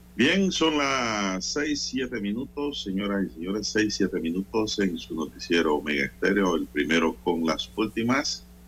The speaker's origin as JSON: {"language": "Spanish", "country": "Panama", "said": "nosotros como panameños"}